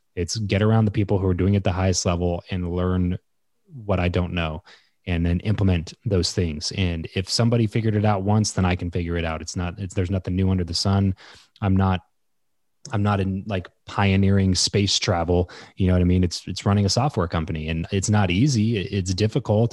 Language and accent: English; Southern California, United States; moved away as an adult; also born or lived in Fresno; So I grew up in Southern California, moved up to Fresno